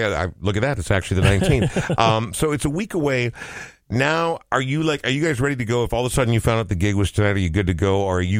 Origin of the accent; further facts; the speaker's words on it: Coon Rapids, Minnesota, United States; Dude, growing up in Coon Rapids, dudes.